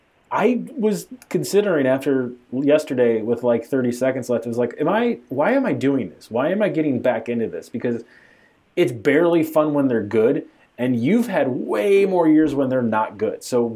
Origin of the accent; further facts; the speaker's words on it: Chicago, Illinois, United States; I am from Chicago.